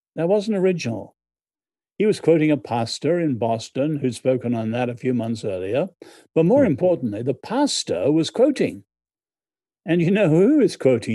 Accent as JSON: {"language": "English", "country": "Ireland", "moved": "as an adult", "lives_now": "United States", "said": "I'm Irish in background."}